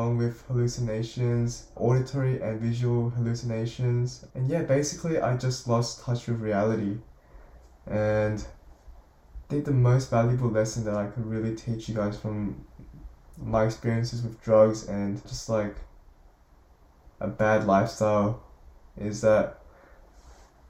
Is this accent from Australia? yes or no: yes; Sydney, New South Wales, Australia; also born or lived in South Korea / Melbourne, Australia; I was born in South Korea in 2003 on the 23rd of January, and I came to Australia, Melbourne, Australia, in 2007 with my parents, and I stayed there for about a year and eventually moved to Sydney, where I have been living my whole life ever since 2007